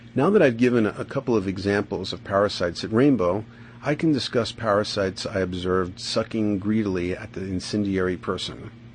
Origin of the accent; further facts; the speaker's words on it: New York City, New York, United States; moved away as an adult; now in Boulder, United States; I'm from the Bronx